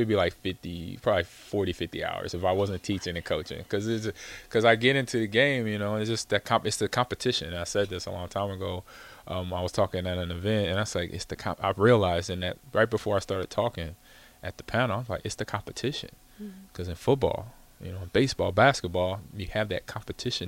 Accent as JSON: {"language": "English", "town": "Los Angeles", "region": "California", "country": "United States", "tie": "born or raised there", "said": "I grew up in Los Angeles, California, mm-hmm. Crenshaw area, a neighborhood called Lemert Park"}